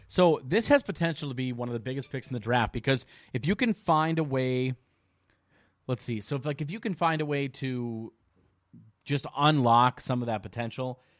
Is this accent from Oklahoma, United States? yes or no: no; Minnesota, United States; we're from Minnesota